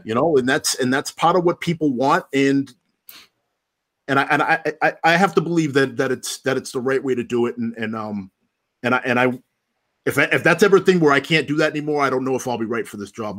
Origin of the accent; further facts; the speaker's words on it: Stoughton, United States; I'm from Stoughton. My family has been in town here since nineteen seventy-six.